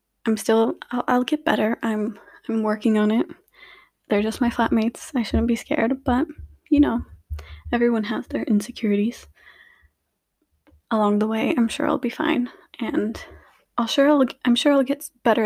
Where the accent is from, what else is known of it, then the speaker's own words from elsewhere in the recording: Lithuania; also born or lived in United States / Luxembourg; now in United Kingdom; I was born and raised in Lithuania. However, I've also lived in America, and currently my family resides in Luxembourg